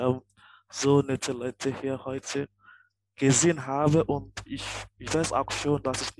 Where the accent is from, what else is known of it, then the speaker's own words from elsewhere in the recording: Nigeria; now in Germany; ich komme aus Nigeria und ich bin seit zwei Jahren in Deutschland.